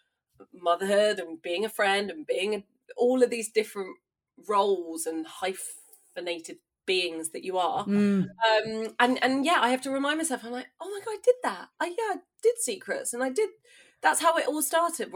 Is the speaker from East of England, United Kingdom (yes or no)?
no; East Sussex, South East England, United Kingdom; I grew up in East Sussex.